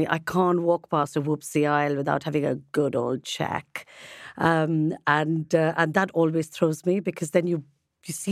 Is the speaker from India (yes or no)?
yes; India; I'm Indian, Miguel.